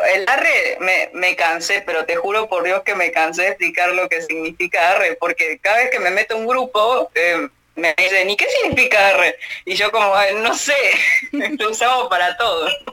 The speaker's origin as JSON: {"language": "Spanish", "country": "Argentina", "accent": "Argentine", "said": "acá en Argentina"}